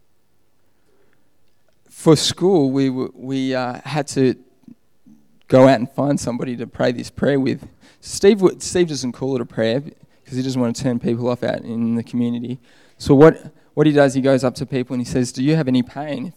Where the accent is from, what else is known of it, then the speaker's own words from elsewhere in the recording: Australia; moved away; I'm Australian.